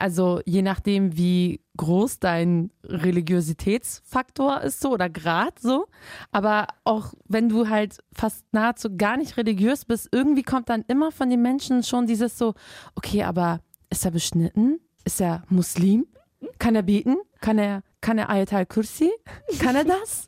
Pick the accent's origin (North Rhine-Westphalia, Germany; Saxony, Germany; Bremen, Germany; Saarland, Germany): Bremen, Germany; da wo ich aufgewachsen bin, ist halt so, ein Kenneck, ist so eine Kenneck-Gegend in Bremen